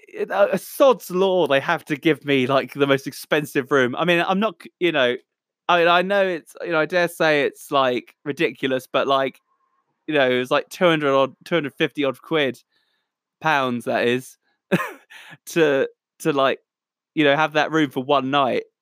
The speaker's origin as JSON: {"language": "English", "town": "Southampton", "region": "South East England", "country": "United Kingdom", "said": "I'm a musician from Southampton, England, the Solent Delta."}